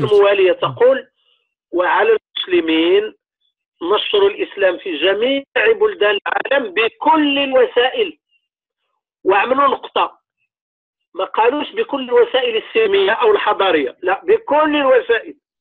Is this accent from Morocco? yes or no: yes; Morocco; المدرسه اللي عندنا في المغرب هي ديال الدوله